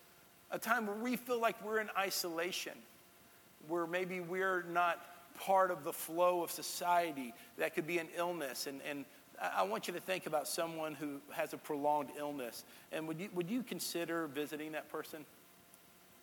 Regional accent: Texas, United States; now in Tennessee, United States; that's the part of my home state. My home state has a little bit of everything

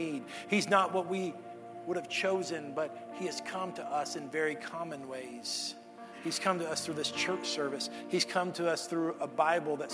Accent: Texas, United States; moved away; I'm from Texas

